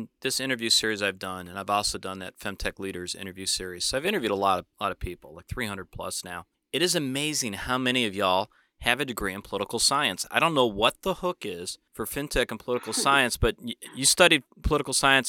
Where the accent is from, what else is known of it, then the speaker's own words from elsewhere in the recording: Detroit, Michigan, United States; So I grew up in Detroit.